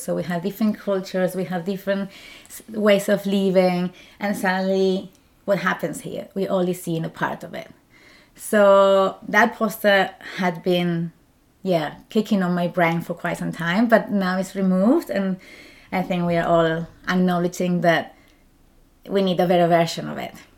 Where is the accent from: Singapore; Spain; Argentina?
Spain; English is a second language; moved away as an adult; also born or lived in Germany; now in Zurich, Switzerland; I'm from Spain